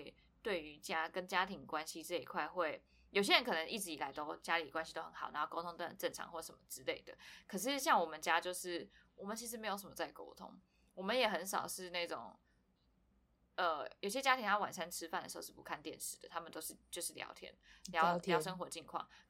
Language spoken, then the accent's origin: Chinese; Taipei, Taiwan; now in Hualien, Taiwan; 自从我从台北搬来花莲之后